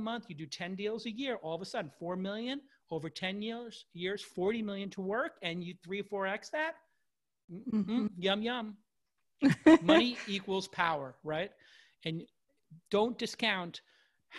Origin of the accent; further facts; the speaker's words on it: New York City, New York, United States; I'm from Brooklyn